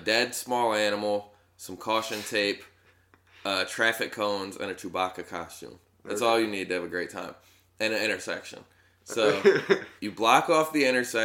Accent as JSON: {"language": "English", "town": "Tully", "region": "New York", "country": "United States", "tie": "born or raised there", "also_born_or_lived": "Norristown, Pennsylvania", "said": "I grew up in Tully, which is like 15 minutes outside of Syracuse"}